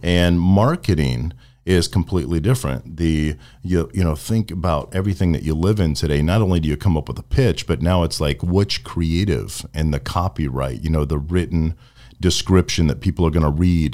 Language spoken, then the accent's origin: English; Venice, Florida, United States; also born or lived in Midwest / Sarasota, Florida; I've spent most of my time in Florida